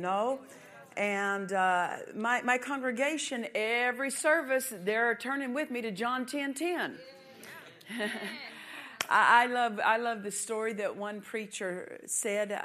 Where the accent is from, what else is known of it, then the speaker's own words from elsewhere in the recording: United States; I'm American